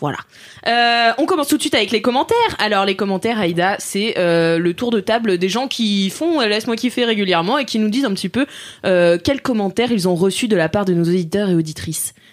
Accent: Nantes, Pays de la Loire, France; je viens de Nantes

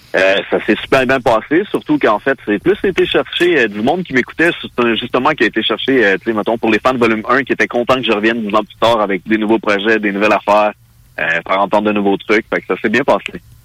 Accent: Mirabel, Quebec, Canada; Je viens de euh, Mirabel

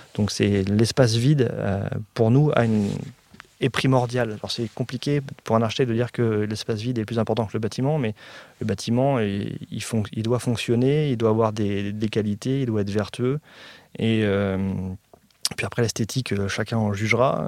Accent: Évry, Île-de-France, France; je suis né donc à, à Évry, parce qu'avant c'était la ville d'Évry et pas Évry-Courcouronne

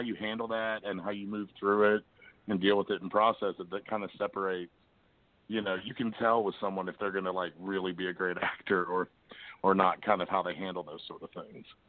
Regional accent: Lexington, Kentucky, United States; moved away as an adult; now in Springfield, United States; I'm originally from Lexington myself

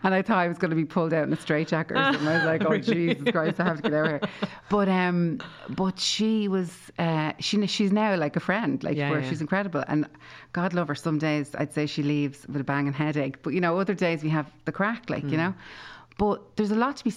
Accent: Tallaght, Leinster, Ireland; 23 Aldwick Close was where I was born and brought up in Talla

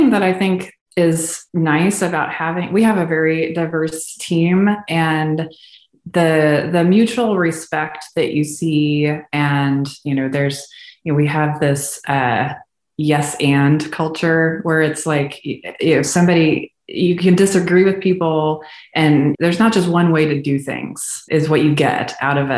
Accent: Houston, Texas, United States; once he landed a job in Houston, big oil city, we didn't have to move anymore. And so I grew up in Houston

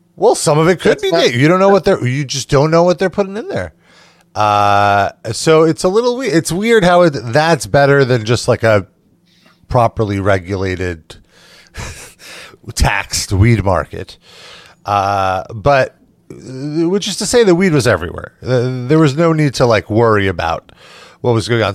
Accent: New York, United States; being from New York

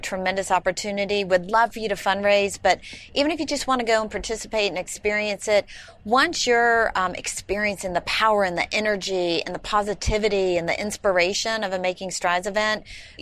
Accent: Atlanta, Georgia, United States; my hometown and say Atlanta

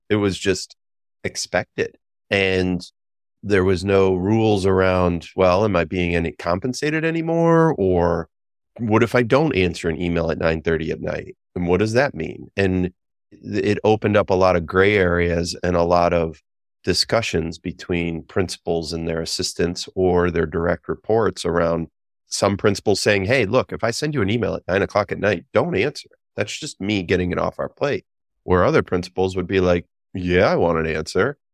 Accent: Western New York, United States; moved away as an adult; I lived in New York City for twenty years after growing up in Western New York

